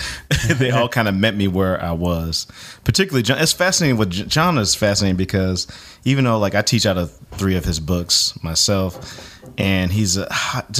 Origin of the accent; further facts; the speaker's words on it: Bay Area, California, United States; moved away as an adult; also born or lived in San Francisco / New Jersey / Nashville; I was born in San Francisco, and then we moved to the other side of the Bay. I basically grew up in the southern tip of the Bay Area, which was halfway between San Jose and Oakland